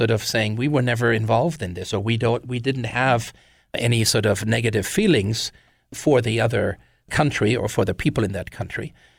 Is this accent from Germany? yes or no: yes; Wiesbaden, Hesse, Germany; when I was growing up in Germany, and the fact that when I was 8, the city that I lived in, Nauroth, which is part of the larger city of Wiesbaden, in 1975 twinned with a French city.